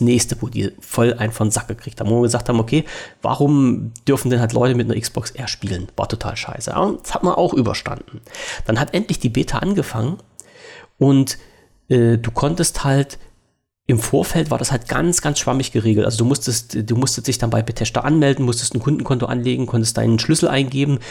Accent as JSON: {"language": "German", "country": "Germany", "said": "als Deutscher"}